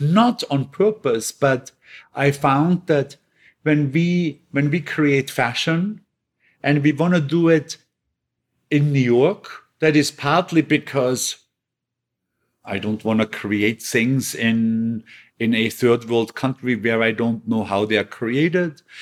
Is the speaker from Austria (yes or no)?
yes; Bregenz, Vorarlberg, Austria; moved away; my hometown in Bregenz